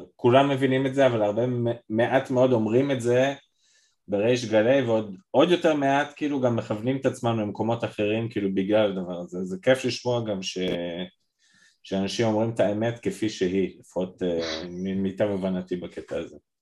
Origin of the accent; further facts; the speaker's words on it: Israel; אני ישראלי לטוב ולרע